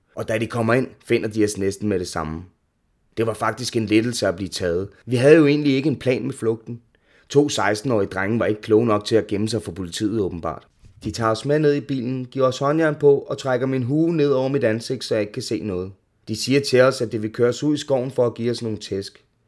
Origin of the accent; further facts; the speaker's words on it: Ishøj, Capital Region of Denmark, Denmark; er opvokset i Ishøj med min mor, to søskende og stefar.